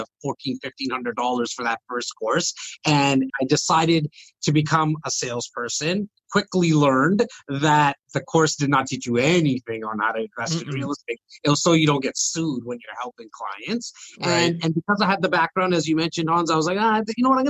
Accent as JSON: {"language": "English", "town": "Toronto", "region": "Ontario", "country": "Canada", "tie": "born or raised there", "said": "I'm born and raised here"}